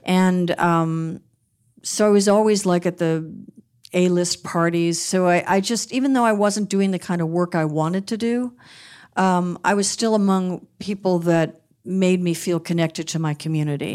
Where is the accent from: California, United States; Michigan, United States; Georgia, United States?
California, United States; Beverly Hills; also born or lived in Westwood, Los Angeles; Growing up in Beverly Hills